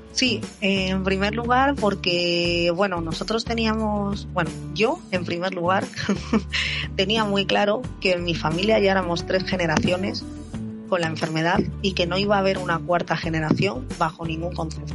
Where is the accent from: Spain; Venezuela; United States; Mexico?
Spain; Madrid, Community of Madrid; tengo 43 años, soy de Madrid